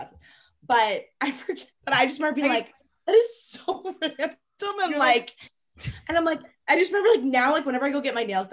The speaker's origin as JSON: {"language": "English", "region": "Maine", "country": "United States", "said": "I was from Maine originally"}